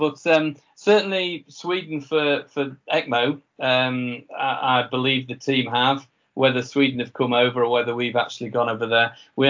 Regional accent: Yorkshire and the Humber, United Kingdom; accent: Yorkshire; I think I can get away with saying that because of my fading Yorkshire accent.

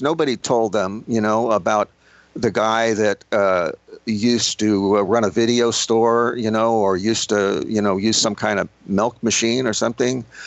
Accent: Miami, Florida, United States; also born or lived in Long Island, New York / the South; I was born in Long Island, I grew up in Miami, I've spent, you know, time living in the South

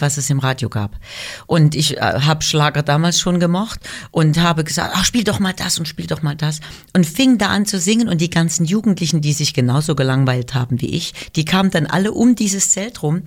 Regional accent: Weimar, Thuringia, Germany; moved away as an adult; also born or lived in Düsseldorf; Meine Geburtsstadt Weimar ist einfach meine Heimat und ich bin sehr glücklich, dass ich da, nachdem ich zwölf Jahre in Düsseldorf war, wieder hingezogen bin

